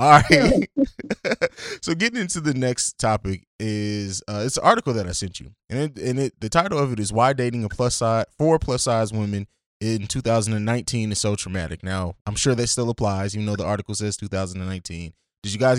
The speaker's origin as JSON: {"language": "English", "country": "Italy", "tie": "born or raised there", "also_born_or_lived": "Germany", "said": "I grew up in Europe. I grew up in Italy and Germany."}